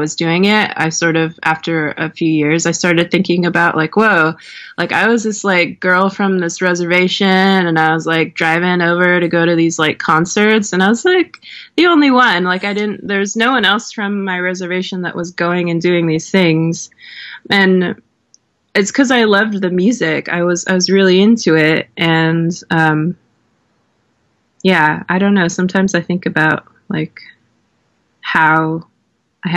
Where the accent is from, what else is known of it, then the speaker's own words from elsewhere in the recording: Swinomish Indian Tribal Community, Washington, United States; now in Portland, United States; When I was growing up in Swinomish, I wasn't out as a queer person